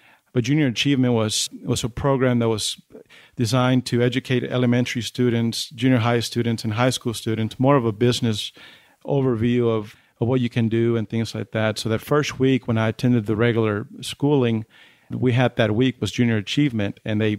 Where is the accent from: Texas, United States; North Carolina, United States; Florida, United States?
Texas, United States; Odessa; also born or lived in Chihuahua, Mexico; Well, I was born in Chihuahua in Mexico. We moved to the United States when I was 10. We moved to Odessa. So I've been raised here in the Permian Basin, which is great.